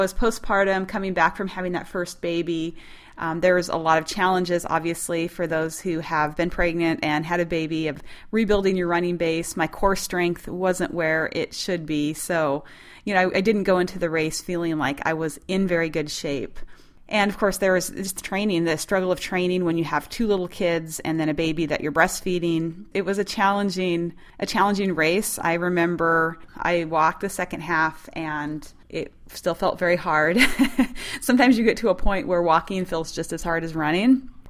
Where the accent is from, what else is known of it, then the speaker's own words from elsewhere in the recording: Montana, United States; I'm from Montana